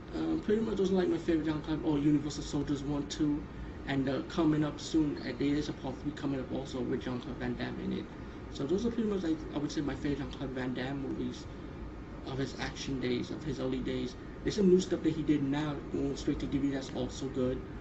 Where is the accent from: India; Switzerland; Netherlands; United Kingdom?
India; being Indian